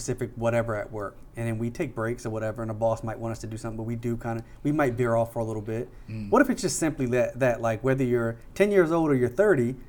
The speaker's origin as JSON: {"language": "English", "town": "Frederick", "region": "Maryland", "country": "United States", "tie": "born or raised there", "said": "where I grew up in Frederick"}